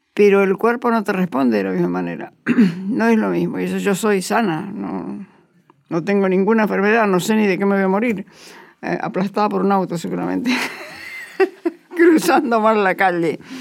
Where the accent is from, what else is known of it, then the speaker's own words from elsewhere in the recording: Bolívar, Buenos Aires Province, Argentina; mi familia es una familia católica de Ciudad Chica. Yo nací en Bolívar